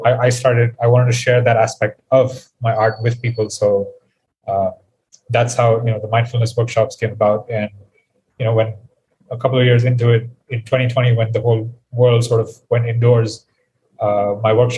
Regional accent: India; I am from India. I currently live here as well

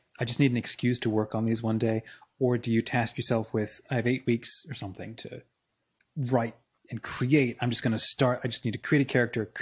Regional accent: Australia; moved away; I grew up in Australia

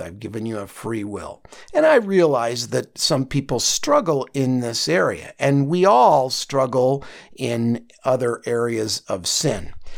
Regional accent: Chicago, Illinois, United States; I come from Chicago

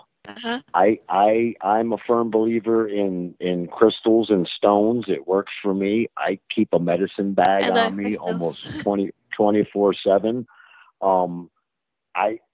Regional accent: Baltimore, Maryland, United States; I was born in Baltimore

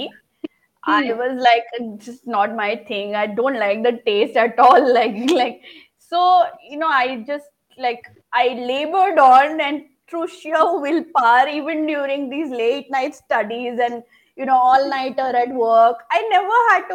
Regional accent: Assam, India; I'm from Assam, which is supposed to be famous for tea

